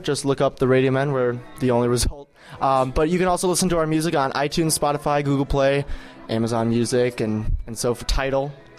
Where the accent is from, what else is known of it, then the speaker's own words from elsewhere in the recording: Chicago, Illinois, United States; We're from Chicago